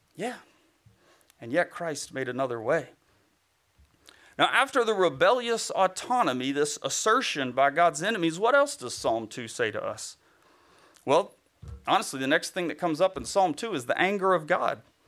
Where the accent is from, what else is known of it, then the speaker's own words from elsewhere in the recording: Bible Belt, the South, United States; I grew up in the Bible Belt